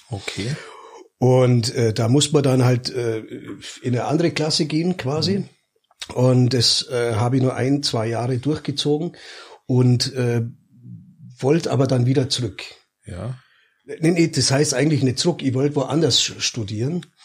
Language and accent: German; Hanover, Lower Saxony, Germany; ich bin eigentlich aus Hannover